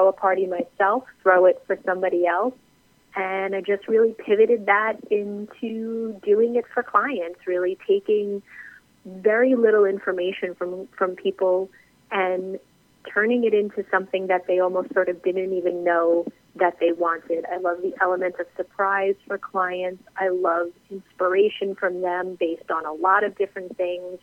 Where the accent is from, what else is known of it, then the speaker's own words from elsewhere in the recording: New York, United States; moved away as an adult; now in Charleston, United States; I am actually originally from New York, and about 7 years ago, we decided to make the move down here to Charleston